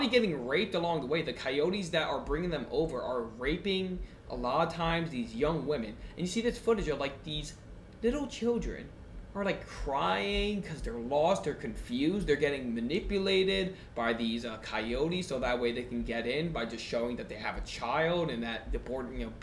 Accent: United States; also born or lived in Italy (family ancestry)

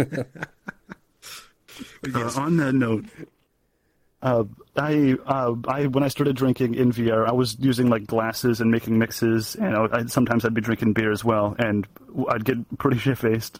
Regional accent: Canada; I'm Canadian

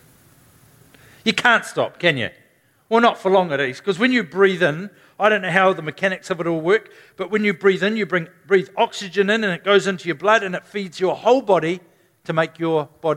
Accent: New Zealand; Can't even do that as a Kiwi.

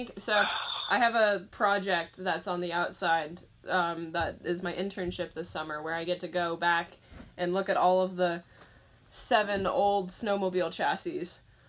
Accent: Portland, Oregon, United States; now in Powell Butte, United States; I'm originally from Portland, but I live in Powell Butte now

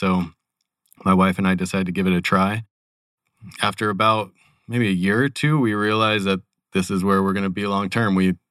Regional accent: California, United States; moved away as an adult; also born or lived in Sacramento, California / San Luis Obispo, California; now in Phoenix, United States; I grew up in California, but don't hold that against me. I lived in Sacramento, California, as well as San Luis Obispo, California. Moved here with my wife about 5 years ago from Sacramento.

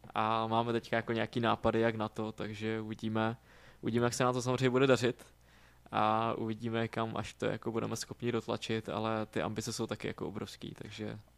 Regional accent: Moravia, Czechia; moved away as an adult; now in Prague, Czechia; jak jsem z Moravy, tak prostě Brno je mi taky jako blízký

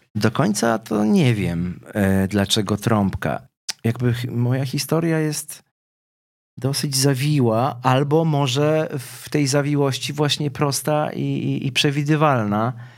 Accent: Lubin, Lower Silesian Voivodeship, Poland; urodziłem się w Lubinie, czyli w miejscowości górniczej

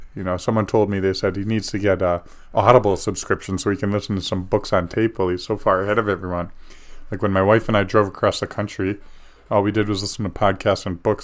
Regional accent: United States; as an American

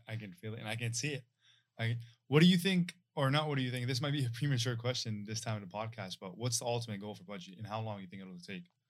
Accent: Syria; moved away; Yeah, I'm from Syria, it was middle of the war, bro, I came here

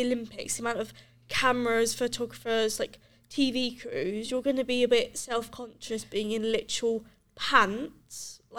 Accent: Brighton, South East England, United Kingdom; moved away as an adult; now in Cardiff, United Kingdom; It's not a thing from like I'm from Brighton. It's not really a thing from where I'm from

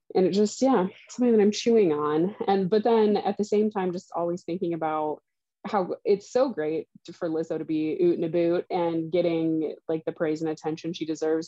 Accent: Southern Indiana, United States; moved away; I grew up in Southern Indiana

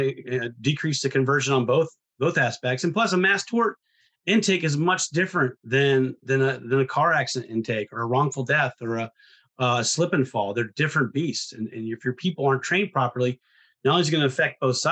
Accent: Ohio, United States; I'm from Ohio

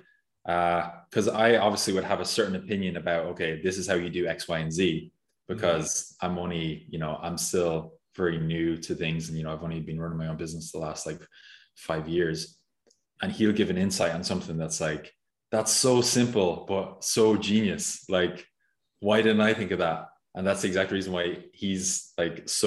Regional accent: Mullingar, Leinster, Ireland; also born or lived in Dublin, Ireland; now in Barcelona, Spain; I'm from Mullingar

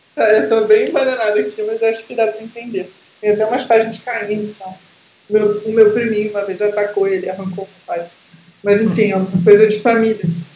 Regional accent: interior of Rio de Janeiro, Brazil; na cidade de onde eu vim, né, aqui do interior do Rio de Janeiro

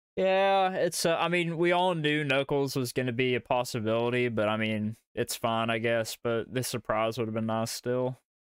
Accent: Kentucky, United States; accent: Southern; We're from uh, old uh, you know, bluegrass

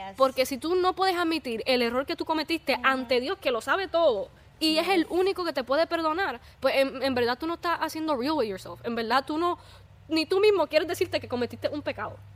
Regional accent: Puerto Rico; somos de Puerto Rico.

